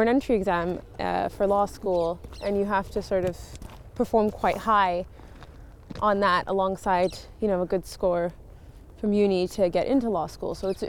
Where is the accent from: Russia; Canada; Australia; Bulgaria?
Canada; Montreal, Quebec; born there; So I thought I was going to go back east, because I was born in Montreal